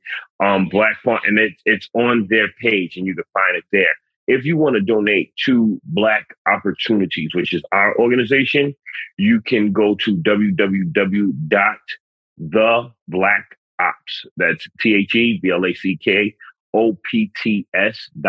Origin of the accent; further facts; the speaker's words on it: New York City, New York, United States; I'm a city kid. I'm from the Bronx